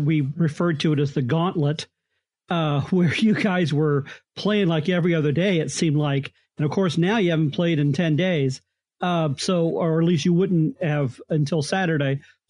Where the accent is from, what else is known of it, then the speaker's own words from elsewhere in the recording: Phoenix, Arizona, United States; I grew up in Phoenix, so I understand the heat.